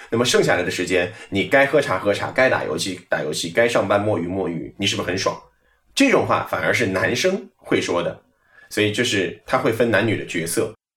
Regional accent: Hangzhou, Zhejiang, China; 我在研究生毕业以后就回了杭州，因为我本身是杭州人，在杭州呢，播了大概有

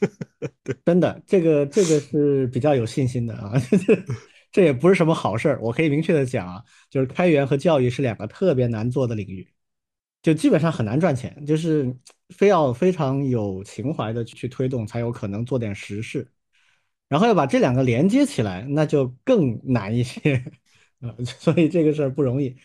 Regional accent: China; 我们中国人就这样吧

